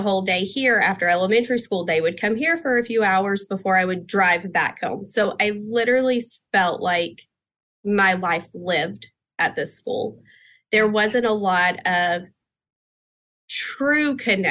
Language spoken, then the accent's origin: English; Texas, United States; I am from the Texas area. Our center is in Pasadena, Texas